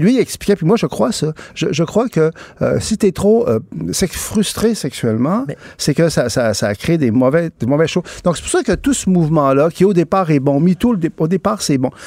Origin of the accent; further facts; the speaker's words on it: Quebec, Canada; je suis québécois, je, suis francophone, je suis canadien aussi.